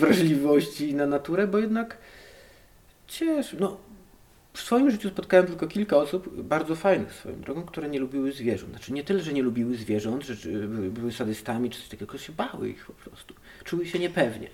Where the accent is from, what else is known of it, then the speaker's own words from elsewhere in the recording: Hajnówka, Podlaskie Voivodeship, Poland; moved away as an adult; also born or lived in Białystok / Knyszyn; Pochodzę z e, galaktyki NGC 7332, planeta Zordax, a tłumacząc na język polski, hajnówka, Puszczą